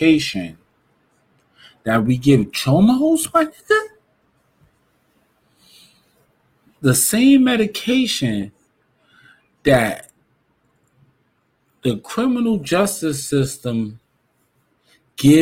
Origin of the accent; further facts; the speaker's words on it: New York City, New York, United States; Growing up in New York City